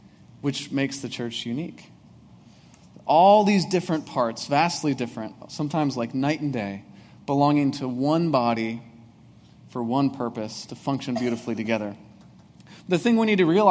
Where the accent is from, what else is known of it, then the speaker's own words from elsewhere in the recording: Breezy Point, Minnesota, United States; moved away; there's not even a stoplight in my hometown of Breezy Point